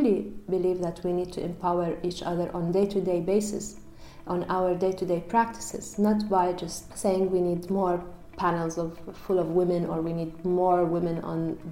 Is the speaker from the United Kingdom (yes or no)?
no; Amman, Amman Governorate, Jordan; moved away as an adult; also born or lived in Barcelona, Spain; now in Brussels, Belgium; I'm Jordanian. I was raised in Amman, and my family is still there.